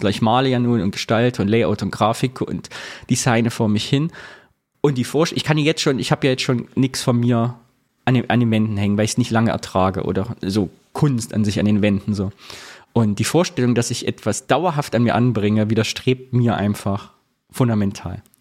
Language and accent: German; East Germany, Germany; moved away; Da wir geflohen sind aus dem Osten, ist das unser stiller ostdeutscher Gegenprotest, uns nicht tätowieren zu lassen.